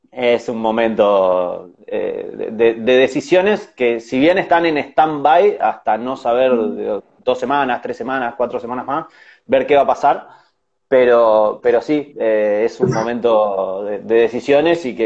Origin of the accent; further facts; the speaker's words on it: Uruguay; Claro, yo soy recontra uruguayo.